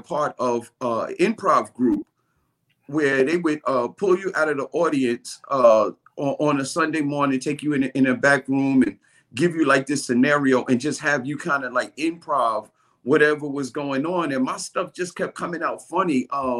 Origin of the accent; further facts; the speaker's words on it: New York City, New York, United States; I'm from Brooklyn